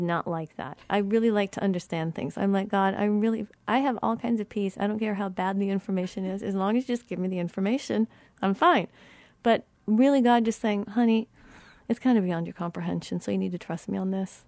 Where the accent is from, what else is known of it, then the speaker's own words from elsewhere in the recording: Colorado, United States; moved away; I'm from Colorado